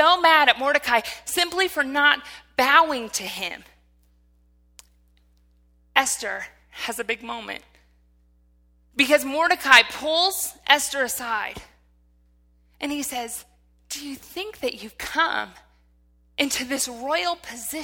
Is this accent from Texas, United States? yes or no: no; Michigan, United States; because I'm from Michigan.